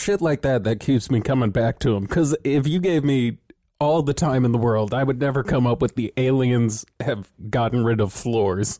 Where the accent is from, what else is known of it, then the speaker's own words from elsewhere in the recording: California, United States; we are born and raised in California